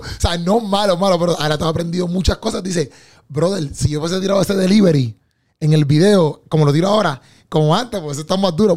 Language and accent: Spanish; Bayamón, Puerto Rico; somos de Bayamón